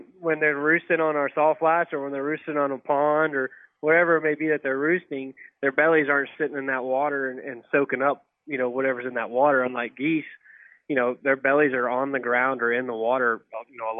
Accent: San Antonio, Texas, United States; moved away as an adult; now in Texas Panhandle, United States; Well, I'm from Texas. I'm down from down south, just by San Antonio.

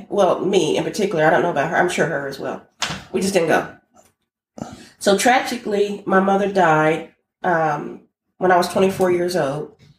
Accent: Indianapolis, Indiana, United States; also born or lived in Holloman Air Force Base, New Mexico; I was born in Holloman Air Force Base, New Mexico. Yes, sir. And I was baptized there. And then my father came back to Indianapolis. And so I'm a cradle, what they call a cradle Catholic.

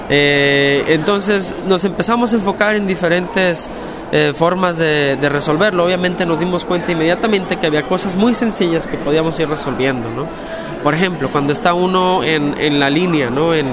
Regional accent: Guadalajara, Jalisco, Mexico; cuatro años ahora en una institución para ciegas en, Guadalajara, Guadalajara, México, que es la ciudad de donde yo soy.

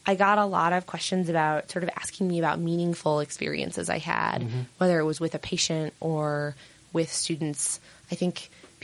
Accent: Utah, United States; moved away as an adult; also born or lived in Bay Area, California; I grew up in Utah

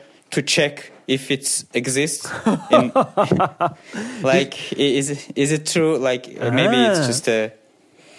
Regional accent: Baku, Azerbaijan; I'm from Baku. I was born in Baku and grew up in Baku.

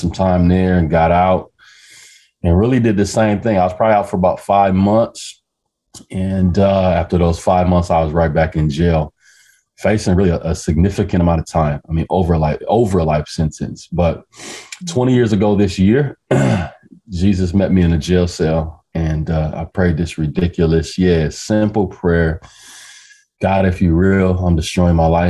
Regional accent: Omaha, Nebraska, United States; I'm from Omaha, Nebraska. Born and raised

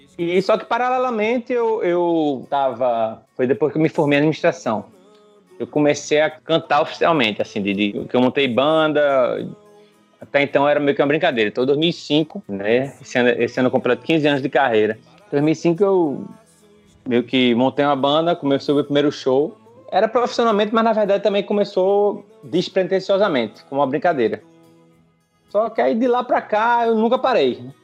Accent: Recife, Pernambuco, Brazil; also born or lived in France; eu nasci em Recife, aí com dois anos eu fui para. Morei cinco anos na França

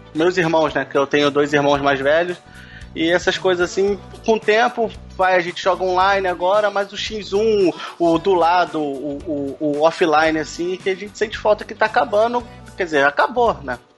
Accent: Rio de Janeiro, Brazil; sou do Rio de Janeiro, né? Carioca

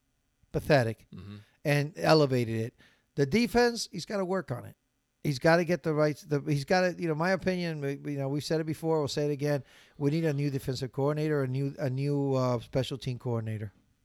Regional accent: Miami, Florida, United States; moved away; Well, when I grew up in Miami, there was no iguanas, man.

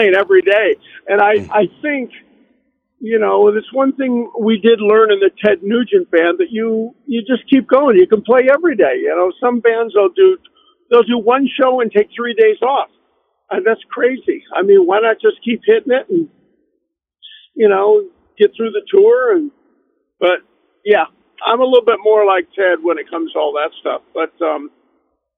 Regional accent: Riverview, Michigan, United States; also born or lived in Detroit; I grew up in Riverview, Michigan.

